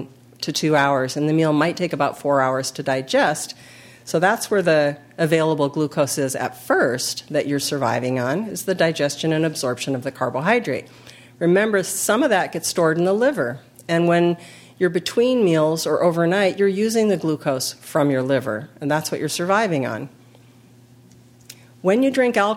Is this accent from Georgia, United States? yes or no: no; California, United States; we're from California